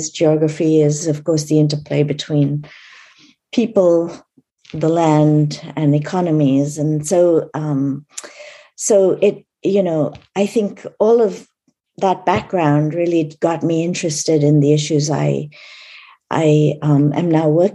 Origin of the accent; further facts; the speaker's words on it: India; I was born in India a long, long time ago